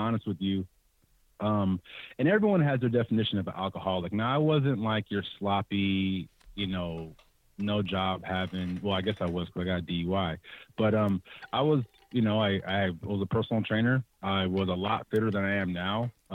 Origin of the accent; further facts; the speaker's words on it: San Jose, California, United States; Born and raised, born in San Jose, raised in the entire Bay Area